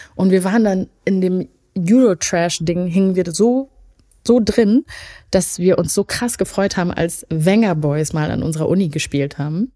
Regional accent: Leuth?, North Rhine-Westphalia, Germany; in meinem ursprünglichen Dorf leben, nämlich Neukirchen Flühen

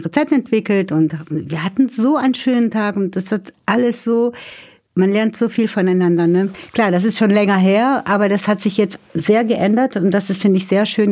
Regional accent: São Paulo, Brazil; first language Portuguese and German; now in Germany; Ich stamme ja aus São Paulo

